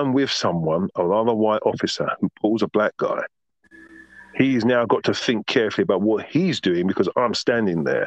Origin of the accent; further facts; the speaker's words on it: London, United Kingdom; moved away as an adult; now in Margate, United Kingdom; growing up in Southwest London, Tooting, where I lived